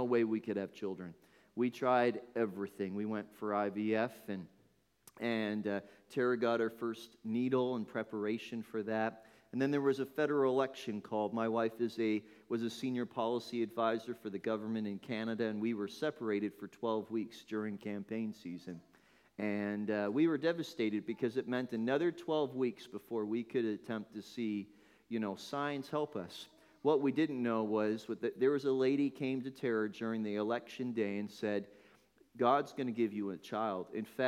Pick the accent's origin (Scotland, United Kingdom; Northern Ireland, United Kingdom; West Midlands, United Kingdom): Northern Ireland, United Kingdom; born there; You won't know it, but that's actually where I was born. How many thought that I was from Northern Ireland? Nobody. Nobody ever thinks that. So my family emigrated.